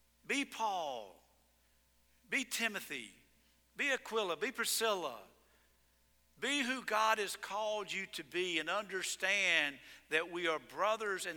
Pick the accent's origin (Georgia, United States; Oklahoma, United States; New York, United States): Georgia, United States; I am from Georgia.